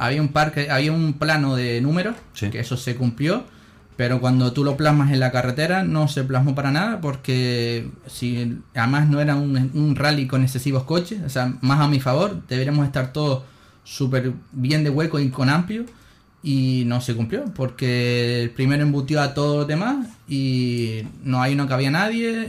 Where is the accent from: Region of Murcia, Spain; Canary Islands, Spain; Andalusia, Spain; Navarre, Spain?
Canary Islands, Spain; soy canario